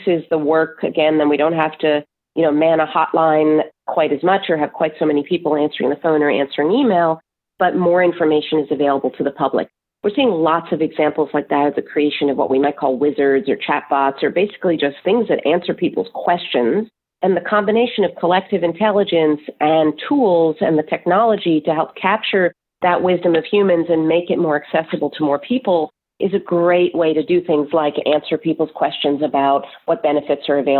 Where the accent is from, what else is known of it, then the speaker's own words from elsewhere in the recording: New Jersey, United States; New Jersey, which is my home state.